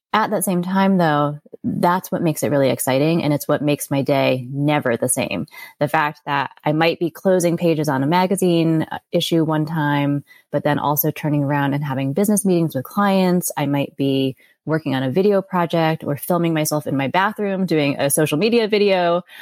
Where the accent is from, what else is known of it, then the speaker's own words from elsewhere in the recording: Connecticut, United States; moved away; also born or lived in Florida / New York City; I grew up mostly in Connecticut, and then my dad got a job in Florida, so we moved down there, and I stayed down there for college